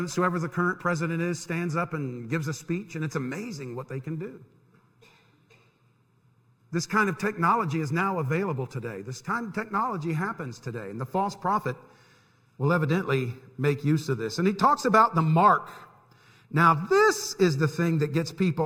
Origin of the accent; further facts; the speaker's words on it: near Disney World, Florida, United States; I grew up near Disney World